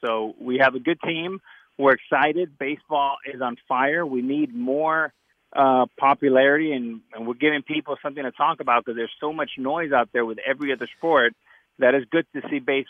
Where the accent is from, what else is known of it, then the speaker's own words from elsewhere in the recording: Miami, Florida, United States; growing up in Miami as a single poor kid with a mother, single mother with two jobs